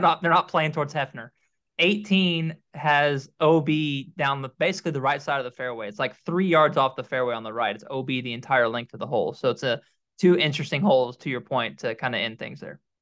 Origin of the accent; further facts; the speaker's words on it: United States; I'm American